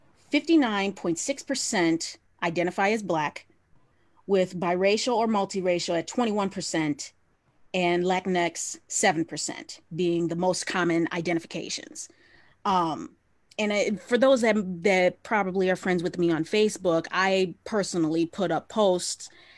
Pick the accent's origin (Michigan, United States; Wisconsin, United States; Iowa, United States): Michigan, United States; Southeast; I'm only a Southeast girl